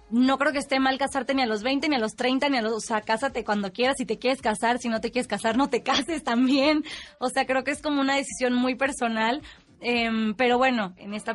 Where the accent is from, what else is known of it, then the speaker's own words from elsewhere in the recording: Tampico, Tamaulipas, Mexico; moved away; yo soy de Tampico, Tamaulipas